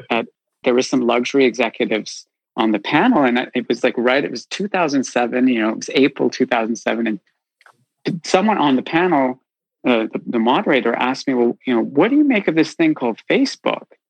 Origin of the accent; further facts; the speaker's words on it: Canada; moved away as an adult; now in London, United Kingdom; I grew up in Canada